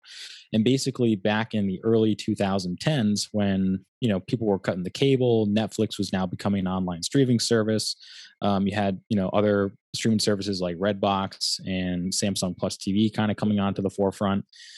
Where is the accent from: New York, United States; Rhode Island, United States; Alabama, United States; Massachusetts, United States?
Rhode Island, United States; North Kingstown; I'm from Rhode Island, a small town called North Kingstown, right outside of Wickford.